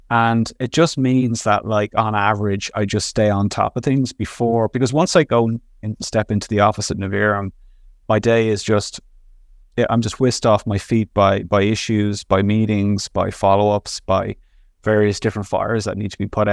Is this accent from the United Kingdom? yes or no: no; Dublin, Leinster, Ireland; now in Montreal, Canada; I'm originally from Dublin, Ireland, um, work in Montreal, Canada.